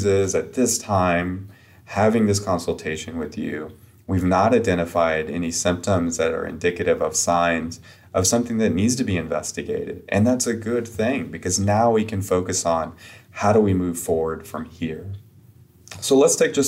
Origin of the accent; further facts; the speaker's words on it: upstate South Carolina, United States; I'm from South Carolina, kind of a very rural area in upstate South Carolina